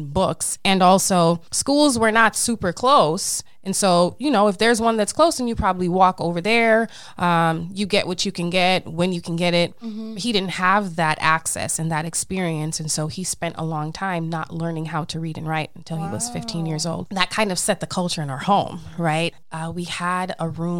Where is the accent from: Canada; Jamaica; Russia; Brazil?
Jamaica; I am a Jamaican Leo.